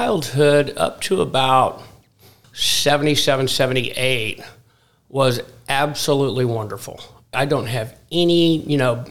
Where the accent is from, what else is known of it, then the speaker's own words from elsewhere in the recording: Dallas, Texas, United States; moved away as an adult; also born or lived in Hugoton, Kansas / Wichita, Kansas / Arkansas / Phoenix, Arizona; I was born in Hugoton, Kansas, which is a real small town out west, southwest by Dodge City, Ulysses. Then we moved to Wichita when I was, I think, about two. And then we moved to Dallas when I was five.